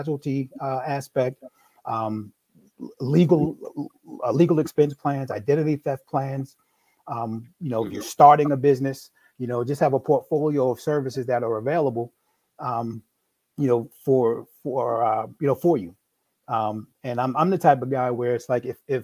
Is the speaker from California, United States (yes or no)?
no; New York, United States; now in Maryland, United States; I'm originally from New York. No, I don't have an accent.